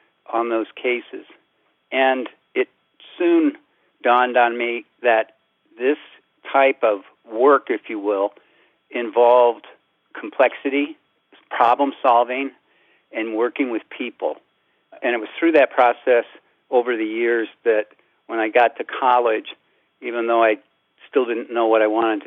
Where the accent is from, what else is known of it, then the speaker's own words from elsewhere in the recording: Central Illinois, United States; growing up in Central Illinois